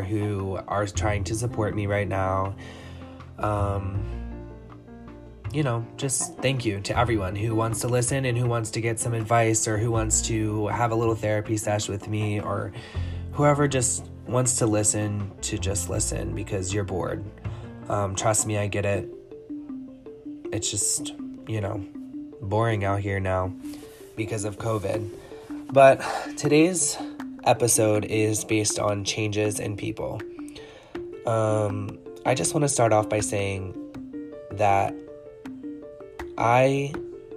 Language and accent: English; Clayton, Delaware, United States; I am a small town boy raised by two lovely people, and I am from Delaware. I'm from Clayton, Delaware